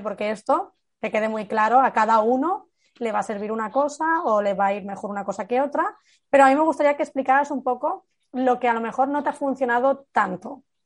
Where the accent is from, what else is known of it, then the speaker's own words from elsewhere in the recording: Barcelona, Catalonia, Spain; yo soy de Barcelona